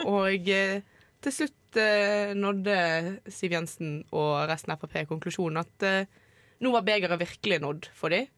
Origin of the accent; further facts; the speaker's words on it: Bergen, Vestland, Norway; moved away; Jeg har vært hjemme i Bergen